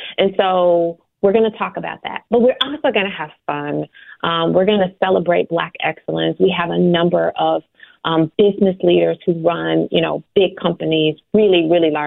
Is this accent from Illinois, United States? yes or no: yes; Chicago, Illinois, United States; I'm born and raised in Chicago on the, you know, low end of Chicago